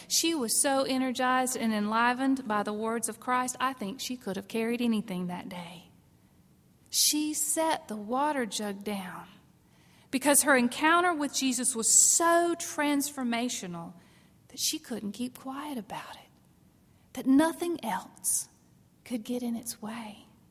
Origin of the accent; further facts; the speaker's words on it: South Carolina, United States; I grew up in South Carolina